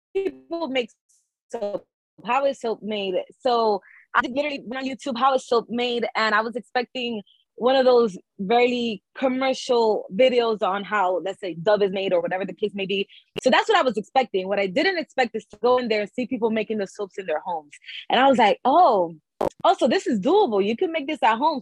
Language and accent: English; New York City, New York, United States; we are from the Bronx. We are from a low income neighborhood, low income family.